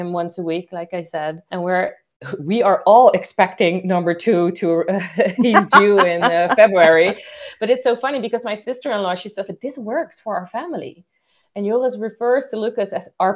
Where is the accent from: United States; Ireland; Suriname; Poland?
Suriname; moved away; I'm originally from Suriname